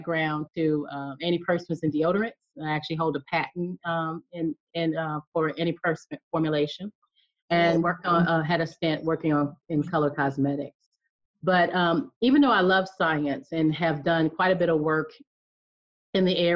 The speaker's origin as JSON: {"language": "English", "region": "Alabama", "country": "United States", "tie": "born or raised there", "said": "I'm from the South, so I'm from Alabama. And so growing up, playing out in the yard"}